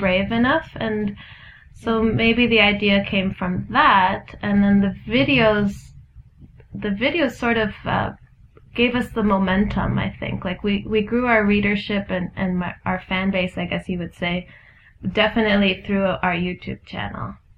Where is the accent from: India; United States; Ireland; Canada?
Canada; Ontario; I'm from Ontario